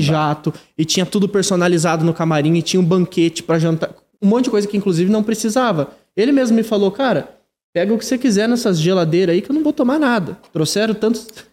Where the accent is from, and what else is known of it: Ibaiti, Paraná, Brazil; moved away as an adult; now in Curitiba, Brazil